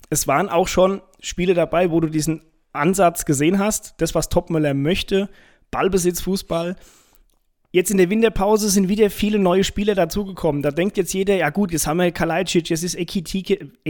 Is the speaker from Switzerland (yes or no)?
no; Frankfurt, Hesse, Germany; ich als Frankfurter weiß natürlich, dass man, wenn man nach Köln fährt, nicht viel zu erwarten braucht